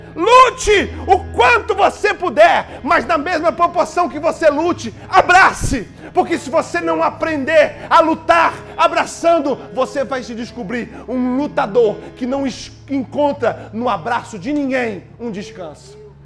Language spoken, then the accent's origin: Portuguese; Brazil; moved away; Eu já tive a experiência de morar fora do Brasil